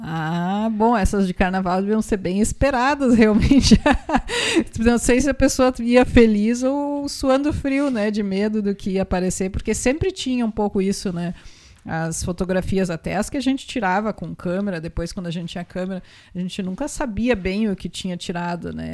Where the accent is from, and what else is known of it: Rolante, Rio Grande do Sul, Brazil; born or raised there